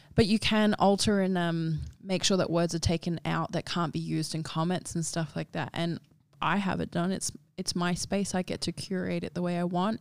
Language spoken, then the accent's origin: English; Darwin, Northern Territory, Australia; now in Sydney, Australia; I grew up in Darwin